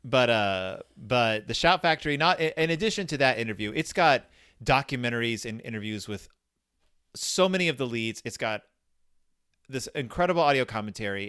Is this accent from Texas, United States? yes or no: yes; Texas, United States; born or raised there